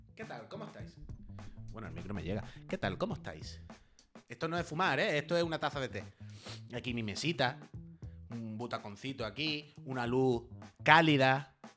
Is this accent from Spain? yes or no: yes; La Línea de la Concepción, Andalusia, Spain; now in Barcelona, Spain; Yo soy de Cádiz, yo soy de la línea